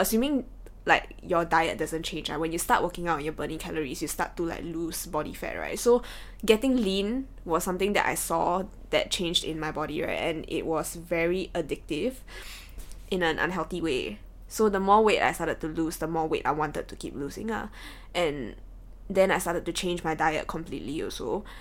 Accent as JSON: {"language": "English", "country": "Singapore", "tie": "born or raised there", "said": "we as Singaporean kids"}